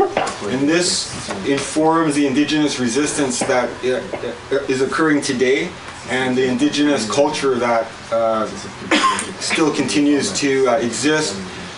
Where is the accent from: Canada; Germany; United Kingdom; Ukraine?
Canada; British Columbia; I'm from the Pukwakiwak Nation. And my territory is on the northern part of Vancouver Island.